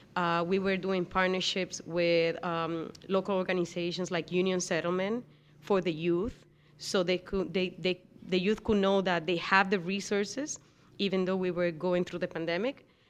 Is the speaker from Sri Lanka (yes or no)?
no; Dominican Republic; moved away; I'm from the Dominican Republic